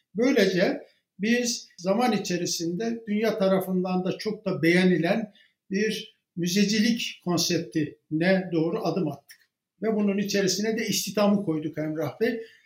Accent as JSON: {"language": "Turkish", "area": "Baksı", "region": "Bayburt", "country": "Turkey", "tie": "born or raised there", "moved": "yes"}